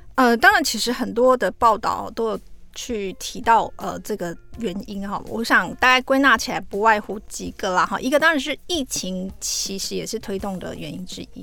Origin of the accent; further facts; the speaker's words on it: Taiwan; 那这个 unit 我们台湾人比较陌生啦